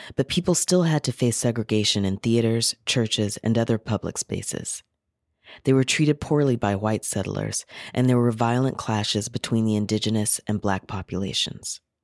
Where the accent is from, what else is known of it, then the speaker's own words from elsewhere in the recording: North and South Carolina, United States; moved away as an adult; now in Victoria, Canada; I was raised in the Cherokee and Catawba territories, also known as North and South Carolina, and came here as an uninvited guest in two thousand and two